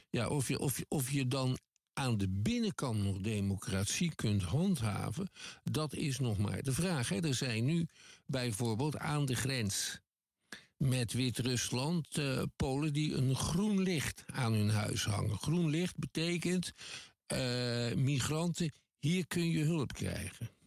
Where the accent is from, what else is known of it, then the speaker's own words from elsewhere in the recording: Netherlands; Ik kom uit Nederland, dat is een klein land